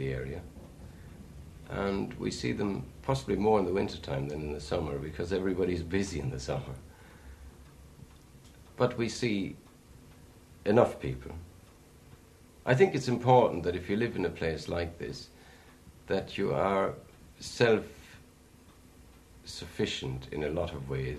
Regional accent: Germany; now in Ireland; I am still the German in the area

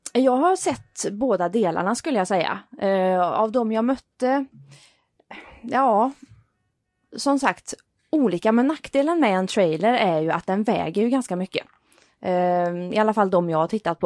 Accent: Vänersborg, Västra Götaland, Sweden; i min hemstad

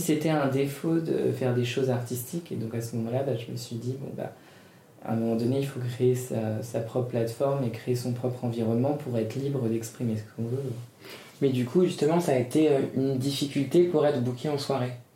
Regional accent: Paris, Île-de-France, France; also born or lived in United States; Ici, c'est ma ville, Paris, c'est là où j'ai grandi.

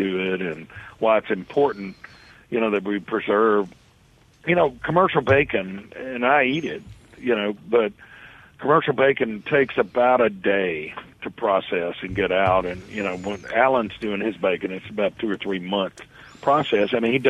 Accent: Hattiesburg, Mississippi, United States; I'm from Hattiesburg, Mississippi.

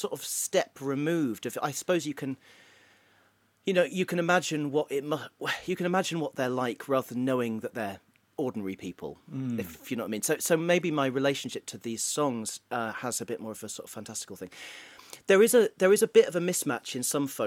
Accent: Stafford, West Midlands, United Kingdom; moved away as an adult; also born or lived in Bristol; now in Liverpool, United Kingdom; I'm from Stafford, and nothing really happens in Stafford.

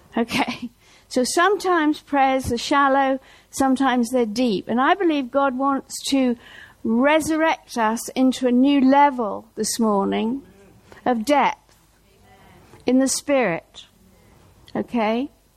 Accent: Norwich, East of England, United Kingdom; moved away; Norwich, my hometown

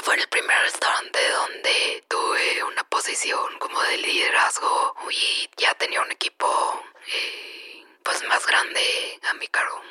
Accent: Chihuahua, Mexico; also born or lived in Sinaloa / Tijuana; now in Mexico City, Mexico; yo nací en Sinaloa, crecí en Chihuahua y luego nos mudamos a Tijuana.

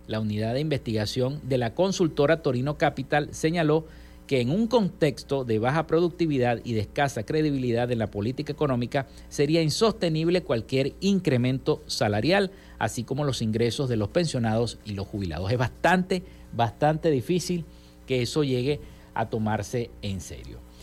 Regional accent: Venezuela; nuestro país

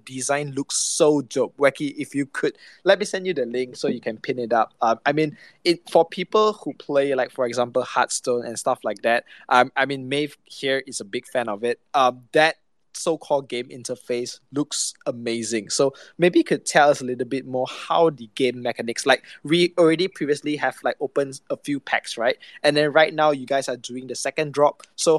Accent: Malaysia; I'm from Malaysia.

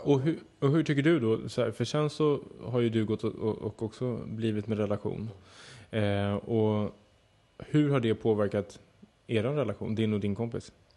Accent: Södertälje, Stockholm County, Sweden; mitt rum hemma i Södertälje

